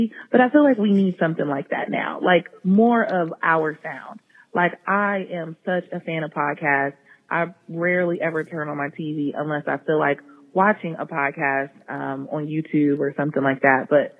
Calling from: Columbus, Ohio, United States; I'm from Columbus, Ohio.

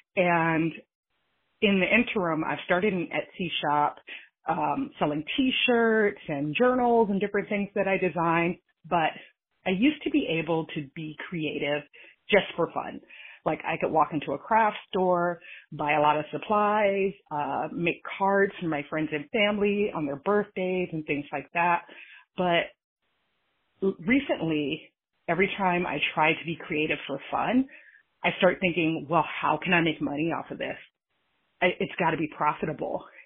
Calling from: California, United States; I am from California

